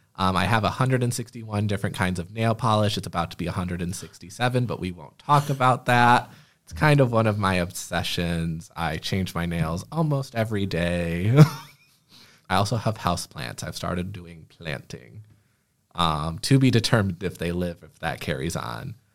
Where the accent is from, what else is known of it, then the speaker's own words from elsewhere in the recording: Clio, Michigan, United States; also born or lived in Flint, Michigan; now in Lansing, United States; I grew up in a small town called Clio, Michigan